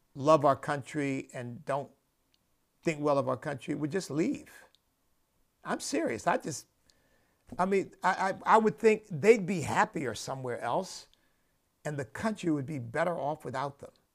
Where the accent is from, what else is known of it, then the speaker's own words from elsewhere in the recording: United States; I am an American